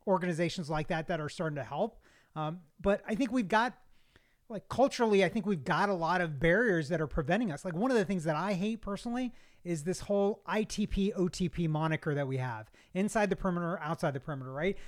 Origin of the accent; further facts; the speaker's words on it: Kentucky, United States; now in Georgia, United States; I'm not from, uh, Georgia originally. I'm from Kentucky, uh, but I've been here since eighty-nine.